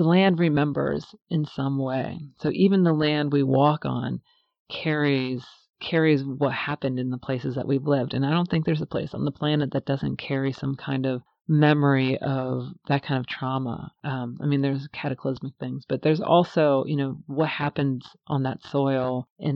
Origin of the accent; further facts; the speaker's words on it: Cincinnati, Ohio, United States; I actually grew up in Ohio, in Cincinnati, right on the Ohio River